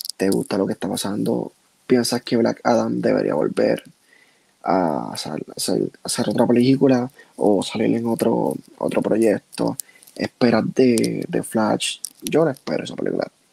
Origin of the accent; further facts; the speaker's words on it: Puerto Rico; yo soy puertorriqueño